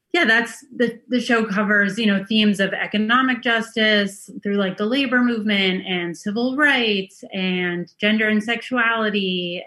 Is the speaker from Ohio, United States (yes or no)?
no; Boston, Massachusetts, United States; also born or lived in Lower East Side, New York; now in New York, United States; I grew up in Boston, but before you shut the program off, I come from a long line of New Yorkers